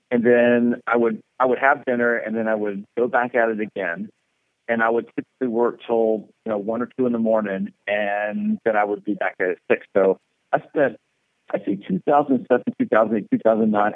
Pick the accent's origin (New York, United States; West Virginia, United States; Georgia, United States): Georgia, United States; moved away as an adult; also born or lived in South Florida; I grew up in Georgia